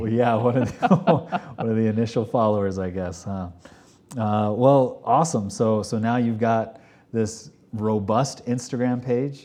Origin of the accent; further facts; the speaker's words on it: Texas, United States; moved away as an adult; now in Park City, United States; originally I'm from Texas